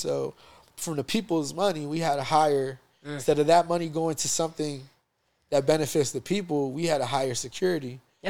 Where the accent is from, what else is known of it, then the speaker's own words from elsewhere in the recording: United States; being American Boricuas from the States.